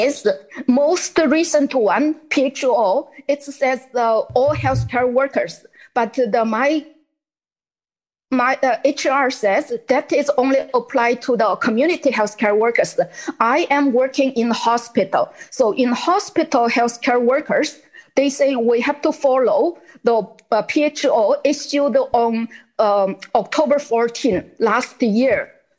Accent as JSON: {"language": "English", "country": "China", "second_language": "English", "moved": "as an adult", "lives_now": "Canada", "said": "I'm from China 16 years ago, and then now what I see in, happening in China, in Canada, is exactly what happened in China, or and still happening in China."}